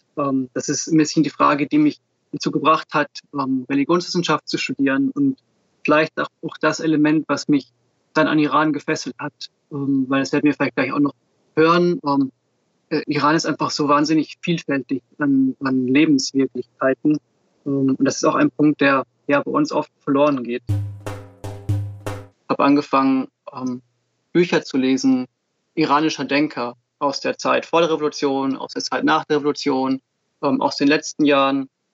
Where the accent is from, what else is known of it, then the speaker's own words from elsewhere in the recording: Switzerland; now in Germany; Ich bin in der Schweiz geboren